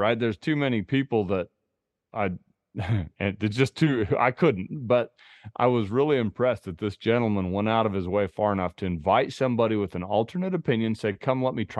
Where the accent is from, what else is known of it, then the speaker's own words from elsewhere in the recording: Idaho, United States; I hunted a bear this past spring here in my home state of Idaho, and shot it over dogs.